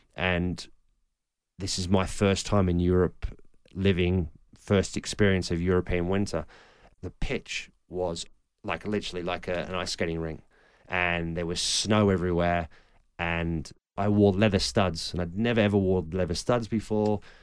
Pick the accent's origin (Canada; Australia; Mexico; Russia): Australia; moved away; also born or lived in Germany / England; growing up in Australia